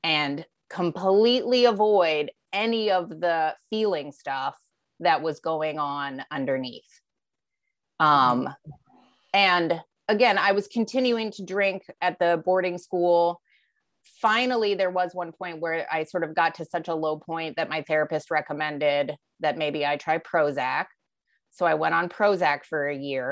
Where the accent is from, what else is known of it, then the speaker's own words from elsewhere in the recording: Alaska, United States; also born or lived in Philadelphia; now in Vermont, United States; having grown up in Alaska